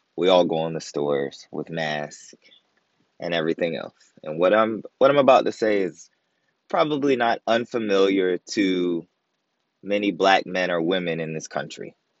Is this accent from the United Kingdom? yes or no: no; Virginia, United States; now in Maryland, United States; Born and raised in Virginia, living in Maryland